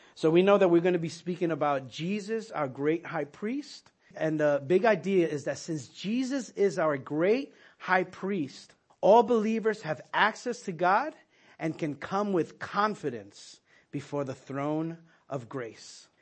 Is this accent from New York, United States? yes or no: yes; New York, United States; as a New Yorker, we wouldn't go to school on Yom Kippur